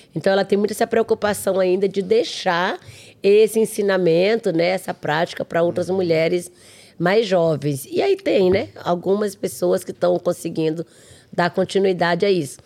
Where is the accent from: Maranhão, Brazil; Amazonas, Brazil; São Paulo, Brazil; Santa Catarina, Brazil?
Maranhão, Brazil; Arariboia Indigenous Territory; moved away; lá na minha aldeia, lá na, na Araribóia